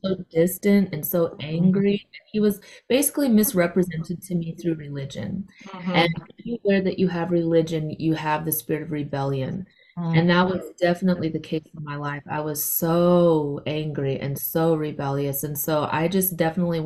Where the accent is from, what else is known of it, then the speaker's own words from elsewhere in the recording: South Dakota, United States; moved away; So I am originally from South Dakota.